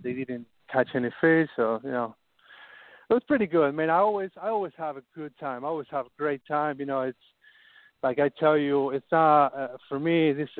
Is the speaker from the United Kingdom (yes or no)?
no; Argentina; also born or lived in Hallandale, Florida; now in Florida, United States; I'm from Argentina, and we don't have the same fishery that is down here